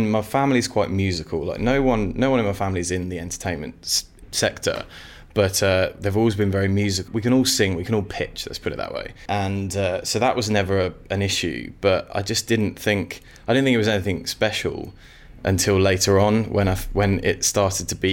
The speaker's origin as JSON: {"language": "English", "town": "Sutton Coldfield", "region": "West Midlands", "country": "United Kingdom", "tie": "born or raised there", "also_born_or_lived": "Walsall", "said": "So I grew up in a place called Sutton Coldfield in the West Midlands, and was there for till I was about eleven, and then I moved to a place called Walsall Walsall with two L's"}